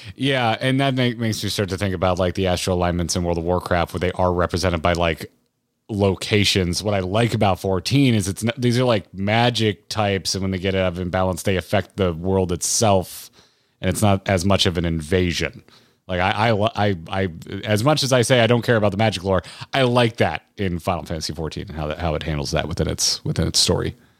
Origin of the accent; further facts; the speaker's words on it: United States; I'm an American